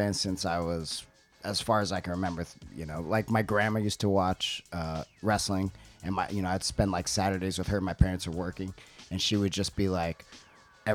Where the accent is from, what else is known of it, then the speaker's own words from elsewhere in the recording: West Covina, California, United States; moved away as an adult; now in Tokyo, Japan; I grew up in West Covina, California. So it's like San Gabriel Valley. It's like 30 minutes outside of downtown LA.